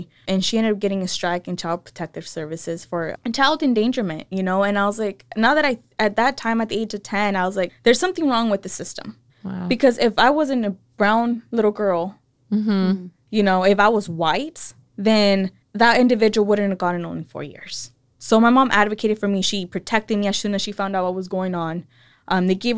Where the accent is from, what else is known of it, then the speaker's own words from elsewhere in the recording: Salinas, California, United States; also born or lived in San Luis Río Colorado, Mexico; raised in East Salinas by a single mother